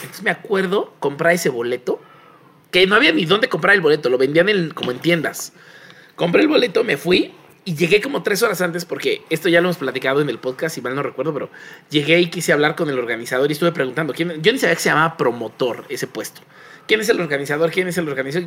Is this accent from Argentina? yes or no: no; Mexico; somos de Azcapotzalco y satélite